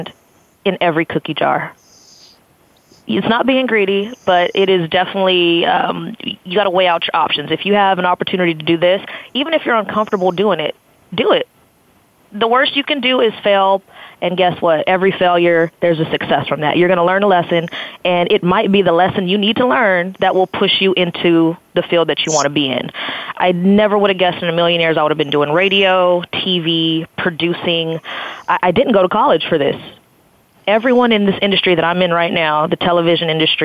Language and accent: English; Blythe, California, United States; growing up in Blythe